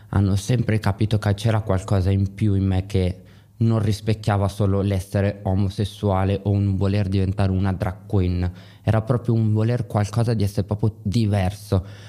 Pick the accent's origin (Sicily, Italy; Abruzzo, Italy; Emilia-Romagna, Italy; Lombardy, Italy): Lombardy, Italy; Milan; Io ad esempio sono di Milano